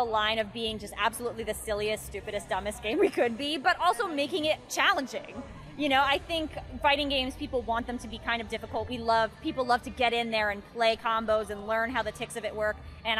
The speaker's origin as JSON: {"language": "English", "town": "San Mateo", "region": "California", "country": "United States", "said": "I'm from the Bay too."}